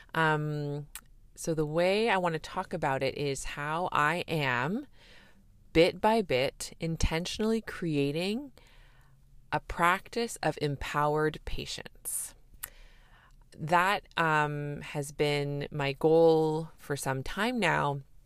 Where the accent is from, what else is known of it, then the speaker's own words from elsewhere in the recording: Canada; I'm a Canadian family physician